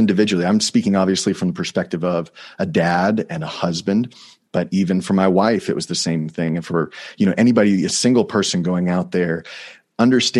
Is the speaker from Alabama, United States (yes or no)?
no; Texas, United States; moved away; I grew up in Texas, like I said, and part of being a Texan